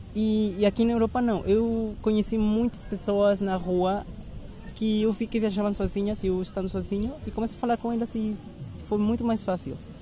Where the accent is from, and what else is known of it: Mexico; Portuguese is a second language; now in Lisbon, Portugal